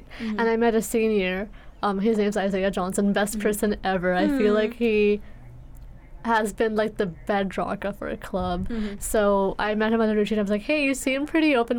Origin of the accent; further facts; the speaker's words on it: India; moved away; I grew up in India